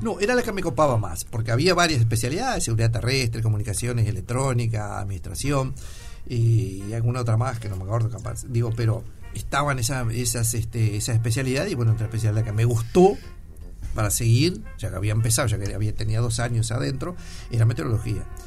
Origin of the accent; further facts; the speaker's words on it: Sarandí del Yí, Durazno, Uruguay; now in Montevideo, Uruguay; cuando me crié en Sarandí el Gin